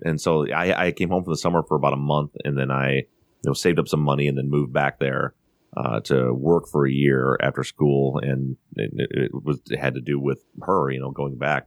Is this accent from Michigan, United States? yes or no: yes; Buchanan, Michigan, United States; moved away as an adult; also born or lived in Colorado; born and raised in the town of Buchanan, Michigan, which is a very small town, a population of about five thousand people in the very southwest corner of Michigan